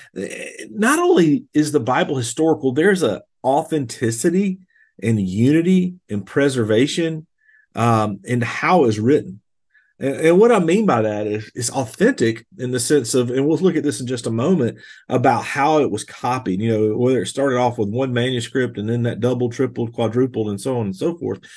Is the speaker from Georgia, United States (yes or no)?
yes; Bold Springs, Georgia, United States; I grew up in Bold Springs, Georgia, on a farm